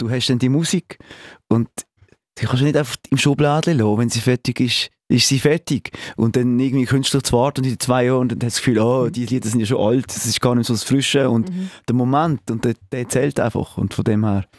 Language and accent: German; Basel, Basel-Stadt, Switzerland; accent: Basel dialect; in Basel mit, mit unserem Dialekt